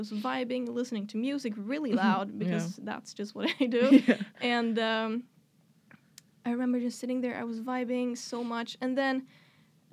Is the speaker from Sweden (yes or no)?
yes; Sweden; English is a second language; I'm from Sweden.